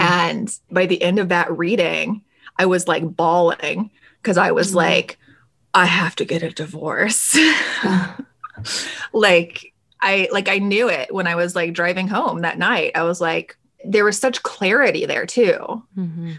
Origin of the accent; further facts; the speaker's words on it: Alabama, United States; I'm originally born and raised in the South in Alabama.